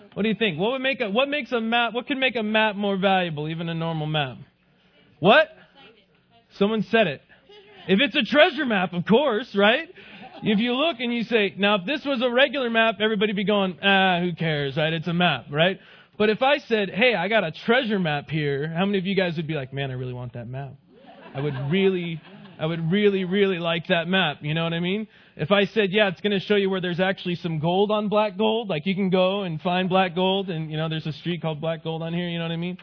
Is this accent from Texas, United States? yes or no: yes; El Paso, Texas, United States; I grew up in El Paso, Texas